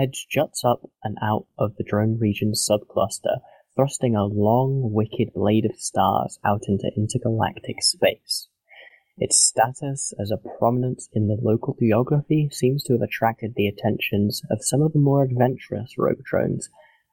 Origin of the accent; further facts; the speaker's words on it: England, United Kingdom; Being English